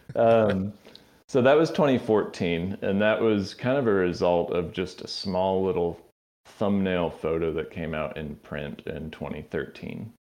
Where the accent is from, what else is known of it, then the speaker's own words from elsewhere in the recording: Tallahassee, Florida, United States; moved away; also born or lived in Athens, Georgia; I grew up in North Florida